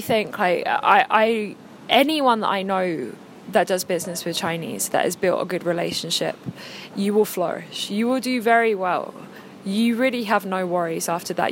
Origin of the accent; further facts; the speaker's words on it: England, United Kingdom; now in China; I'm English